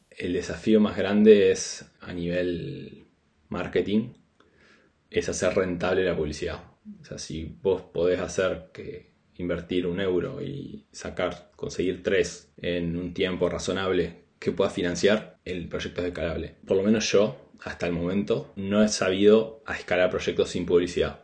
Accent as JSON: {"language": "Spanish", "country": "Argentina", "also_born_or_lived": "Buenos Aires, Argentina", "moved": "as an adult", "lives_now": "Spain", "said": "nosotros, los que somos del interior del país, nos vamos a casa temprano"}